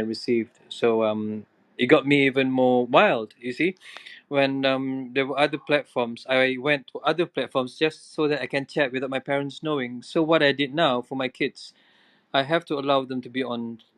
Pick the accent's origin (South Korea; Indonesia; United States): Indonesia; now in Malaysia; I grew up in Indonesia, and being in Indonesia, it was a different world altogether, where being an international school